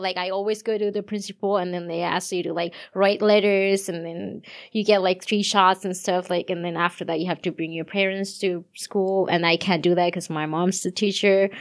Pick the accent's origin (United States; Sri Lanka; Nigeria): Sri Lanka; moved away; I'm from Sri Lanka